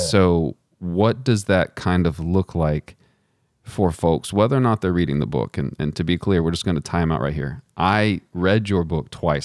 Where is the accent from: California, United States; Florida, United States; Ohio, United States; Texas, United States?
Texas, United States; moved away; also born or lived in Virginia; I did not learn about Stone Mountain growing up in Texas